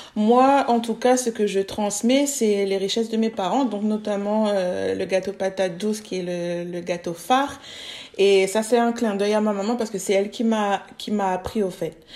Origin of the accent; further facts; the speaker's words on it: Réunion; now in Bordeaux, France; je suis réunionnaise de base.